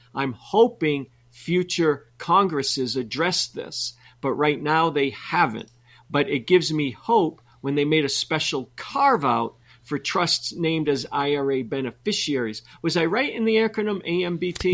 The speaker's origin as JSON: {"language": "English", "region": "New England", "country": "United States", "tie": "born or raised there", "said": "I grew up in New England"}